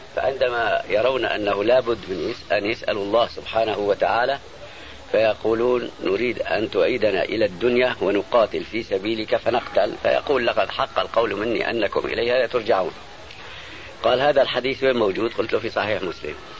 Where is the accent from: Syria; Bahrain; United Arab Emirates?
Syria; Aleppo, Aleppo Governorate; عندنا في حلب